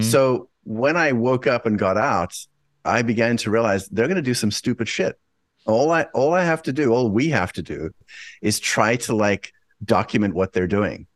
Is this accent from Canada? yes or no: no; South Africa; moved away; I'm originally from South Africa